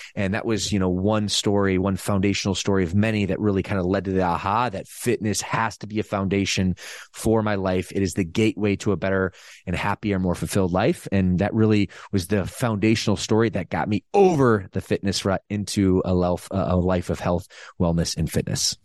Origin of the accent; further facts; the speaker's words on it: Midwest, United States; moved away as an adult; also born or lived in Southern California; now in California, United States; I'm originally from the Midwest